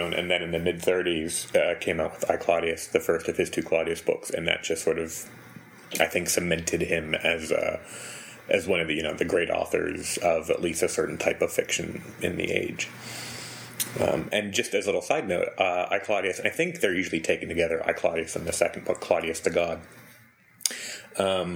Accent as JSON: {"language": "English", "country": "United States", "said": "I'm an American. In case you couldn't tell, an American."}